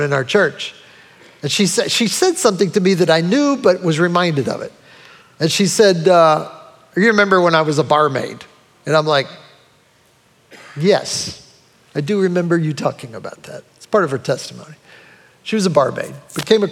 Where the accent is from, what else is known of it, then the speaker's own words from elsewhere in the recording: United States; also born or lived in Brunswick; me as an American